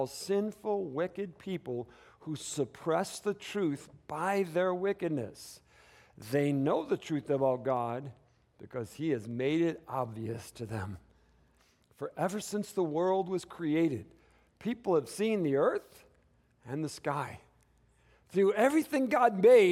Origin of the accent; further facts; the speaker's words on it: Detroit, Michigan, United States; moved away as an adult; now in Tucson, United States; I come from Michigan, you know. I was raised in, both of us, obviously, my wife, in the Detroit, Michigan area